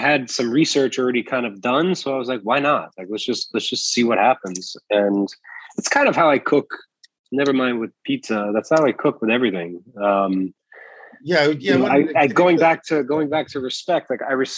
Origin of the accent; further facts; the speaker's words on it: New York City, New York, United States; I'm also a New Yorker